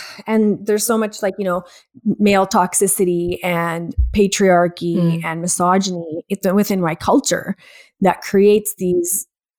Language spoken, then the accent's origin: English; India; I'm Indian first and foremost, which there's so much closet alcoholism in our culture